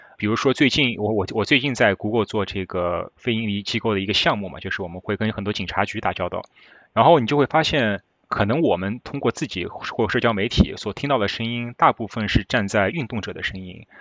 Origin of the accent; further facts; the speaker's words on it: Shanghai, China; moved away as an adult; also born or lived in Beijing, China / Michigan, United States; now in New York, United States; 我上海人嘛